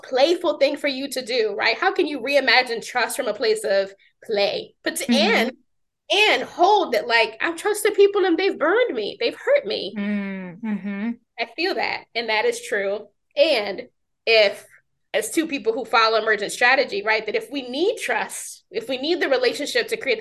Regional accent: New York, United States; I'm from New York

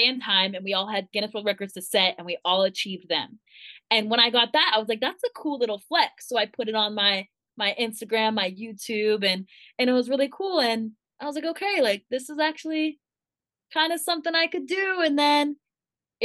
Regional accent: Thousand Oaks, California, United States; my hometown in Thousand Oaks

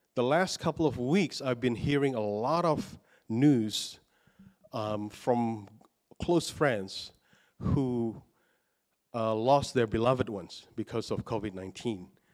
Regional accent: Indonesia; moved away as an adult; I was born in Indonesia and I grew up in Indonesia, but I've been living here long, longer now

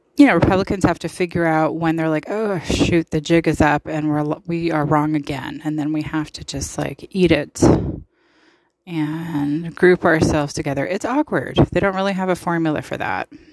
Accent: United States; I love being an American and I'm proud of it.

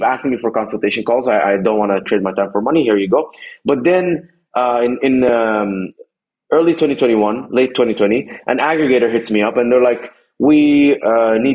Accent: Dubai, United Arab Emirates; moved away as an adult; also born or lived in Egypt; now in United States; I was born in Egypt. I grew up in Dubai for 17 years or so. Then came to America in 2011

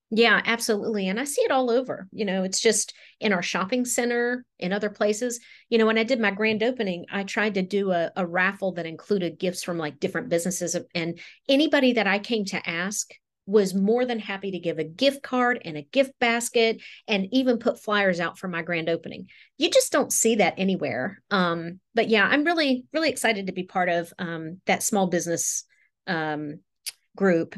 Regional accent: West Virginia, United States; moved away as an adult; also born or lived in Raleigh, North Carolina; now in Durham area, United States

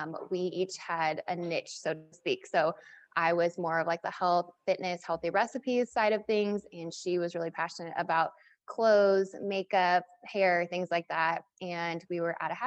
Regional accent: Kansas City, Missouri, United States; I'm from Kansas City

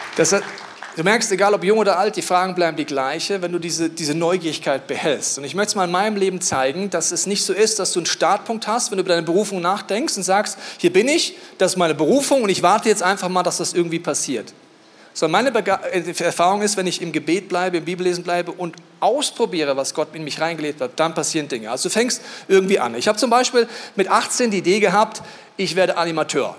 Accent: Bavaria, Germany; ich komme aus Bayern

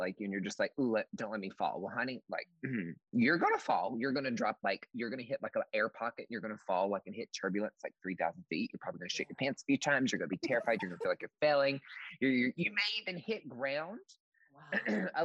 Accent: East Tennessee, United States; now in Seattle, United States; I grew up in East Tennessee and in the mountains

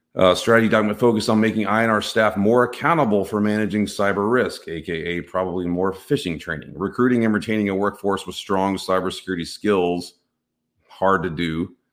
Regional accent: Texas, United States; I'm from Texas

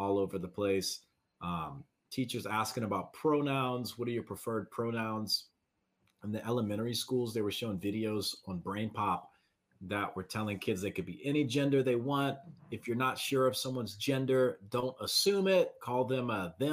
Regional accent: Southeast Louisiana, United States; I'm from Southeast Louisiana.

